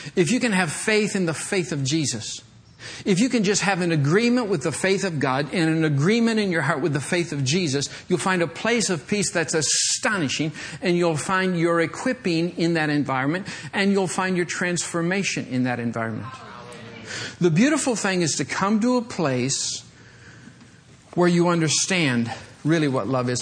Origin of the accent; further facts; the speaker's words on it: Michigan, United States; moved away; I grew up in Michigan